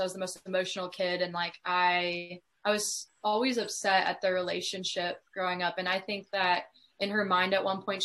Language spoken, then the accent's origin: English; Columbia, Missouri, United States; now in Kansas City, United States; I grew up in Columbia, Missouri